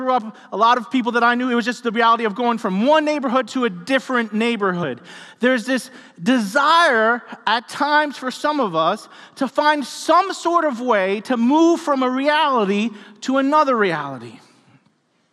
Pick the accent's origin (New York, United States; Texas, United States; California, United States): New York, United States; New York City; I grew up in New York City, and I grew up in a six-story apartment building.